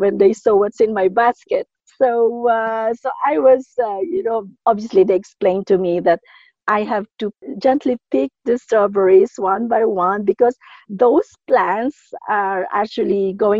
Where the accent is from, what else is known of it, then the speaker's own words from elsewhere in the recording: Philippines; moved away as an adult; also born or lived in Dubai, United Arab Emirates; now in Dar es Salaam, Tanzania; my childhood, growing up in the Philippines